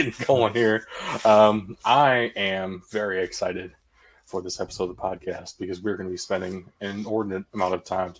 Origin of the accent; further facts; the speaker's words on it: United States; I'm American